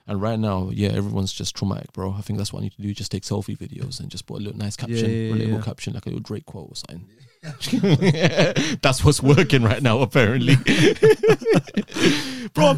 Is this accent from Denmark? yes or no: no; London, United Kingdom; Grew up in the east side of London